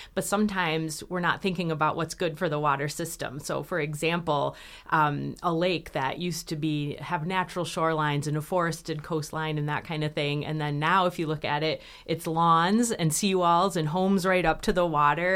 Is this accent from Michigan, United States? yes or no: yes; Michigan, United States; I grew up here in Michigan